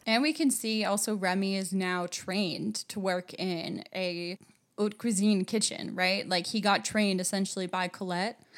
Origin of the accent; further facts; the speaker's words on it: United States; moved away as an adult; also born or lived in France; as an American